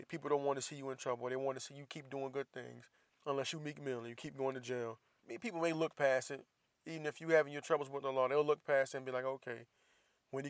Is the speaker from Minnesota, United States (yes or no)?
no; Jacksonville, Florida, United States; moved away; I'm from Jacksonville, Florida